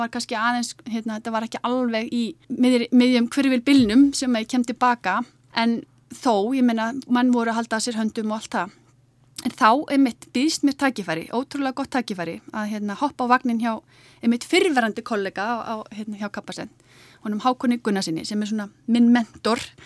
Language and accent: Icelandic; Álftanes, Capital Region, Iceland; ég er alltnisingur. E, fluttið þangað fjör ára